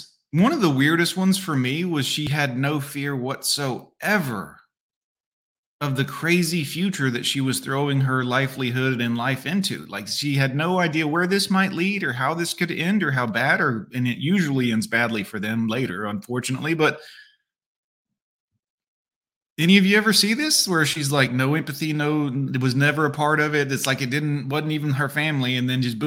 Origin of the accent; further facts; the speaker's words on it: Fort Lauderdale, Florida, United States; the pet store I grew up working at in Fort Lauderdale, Florida